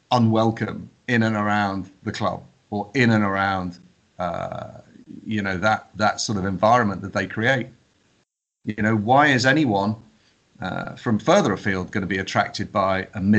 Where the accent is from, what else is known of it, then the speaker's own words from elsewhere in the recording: Wirral, North West England, United Kingdom; I grew up on Wirral, so you know, call me a woolly back or whatever. And and even when I went to school, I never I never had an accent.